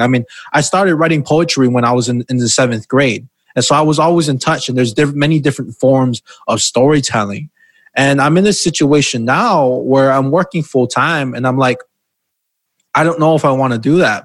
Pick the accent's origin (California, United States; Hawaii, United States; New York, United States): Hawaii, United States; Because I'm from Hawaii and we take pride in being from there